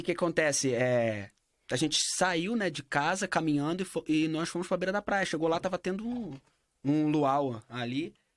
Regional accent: Rio de Janeiro, Brazil; born or raised there; now in Bern, Switzerland

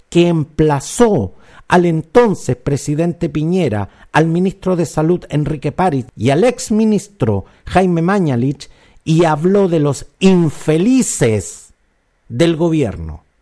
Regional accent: Chile; Los chilenos somos súper buenos para echarle la culpa al empedrado. Lo digo yo que soy chileno y desde donde también me incluyo en esta crítica.

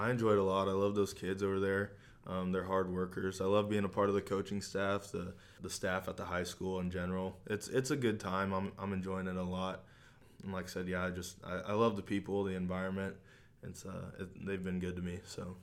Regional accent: Hamilton, Missouri, United States; I grew up in Hamilton. It's a small town, uh, just south of Maryville.

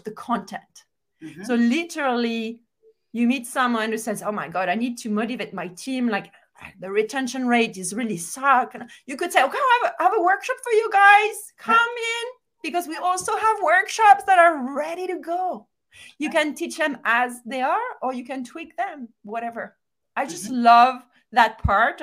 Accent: France; moved away; I'm from France

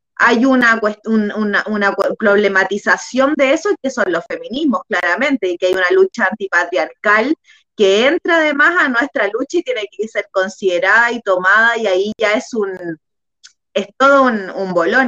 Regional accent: Chile

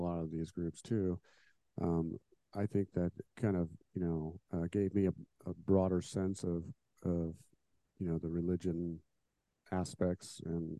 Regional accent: Indiana, United States; I was born and raised here, and I've lived here pretty much my whole life

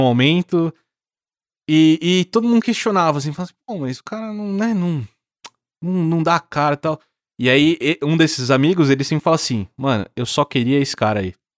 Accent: interior of São Paulo, Brazil; Eu sou do interior, também de São Paulo, não sou de São Paulo

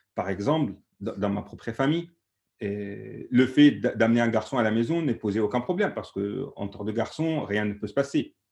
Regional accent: Alexandria, Alexandria Governorate, Egypt; French is a second language; moved away as an adult; now in France; moi, je viens d'Alexandrie, d'un quartier très très pauvre. Et, euh, je suis né dans les années 70, fin 70.

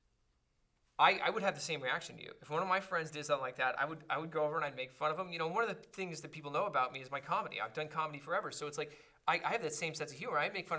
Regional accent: Los Angeles, California, United States; I was from Crenshaw, and I used to go to Raider games

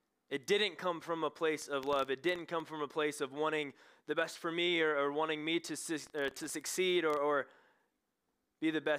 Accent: Knoxville, Tennessee, United States; I'm from Knoxville, Tennessee.

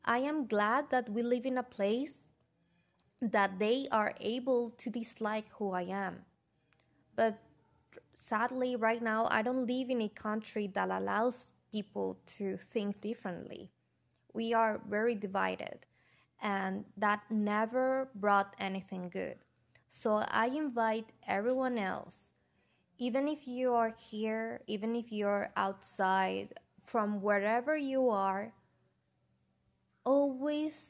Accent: United States

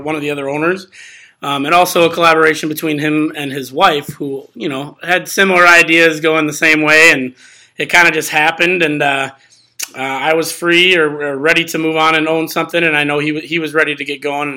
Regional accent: Columbia County, Wisconsin, United States; moved away as an adult; now in Dane County, United States; I'm not from Dane County. I'm actually grew up in Columbia County for the most part through high school

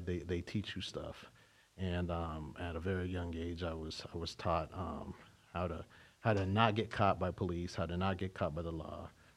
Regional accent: California, United States; also born or lived in Tucson, Arizona; I was born in Tucson, Arizona, raised in California

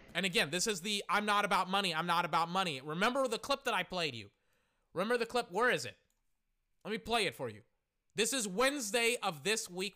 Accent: Texas, United States; we're all from Tex, I'm from Texas

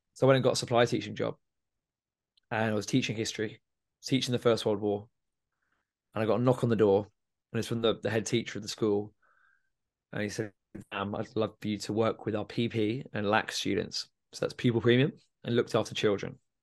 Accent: Milton Keynes, South East England, United Kingdom; I'm from Milton Keynes

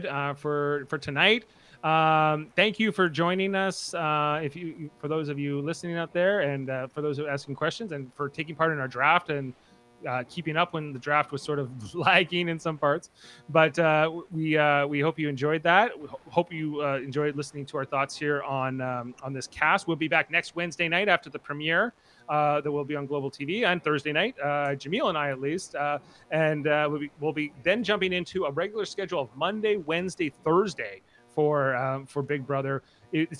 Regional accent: Nova Scotia, Canada; So I'm from Nova Scotia

